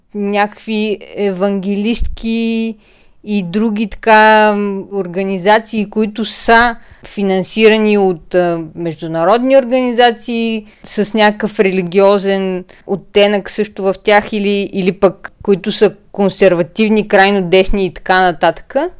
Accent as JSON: {"language": "Bulgarian", "town": "Plovdiv", "region": "Plovdiv Province", "country": "Bulgaria", "tie": "born or raised there", "said": "Пловдив е и моя роден град, както на Ива"}